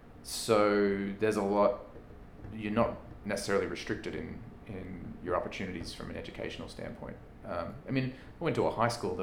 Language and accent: English; Australia; now in United States; I mean, I came from Australia to the US.